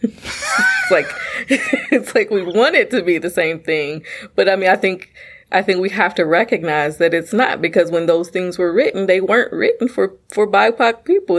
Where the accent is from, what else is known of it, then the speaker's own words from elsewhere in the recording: United States; I am a black woman born and raised in America.